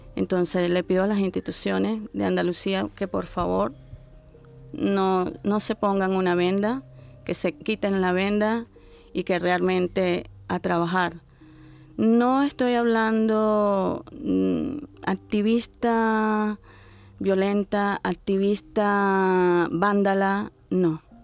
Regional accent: Venezuela; moved away; soy venezolana, tengo 55 años.

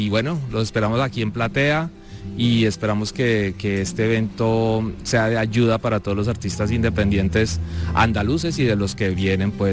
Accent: Bogotá, Colombia; Bueno, mucho gusto … soy de Bogotá, Colombia, productor musical, ingeniero de sonido, compositor

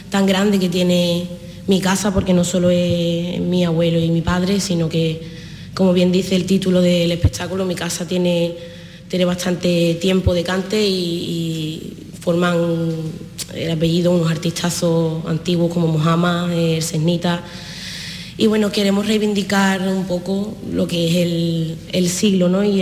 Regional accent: Jerez de la Frontera, Andalusia, Spain; poder participar de nuevo en el festival de mi tierra, porque para mí venir a mi tierra es una ilusión enorme

